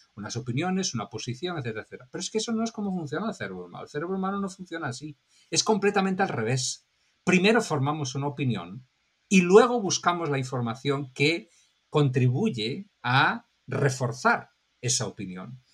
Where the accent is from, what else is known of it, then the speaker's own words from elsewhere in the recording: Spain; now in Miami, United States; mi país de origen, de España